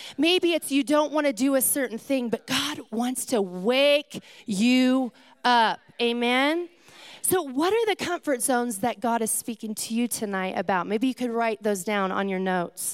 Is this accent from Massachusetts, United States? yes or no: no; California, United States; I come from California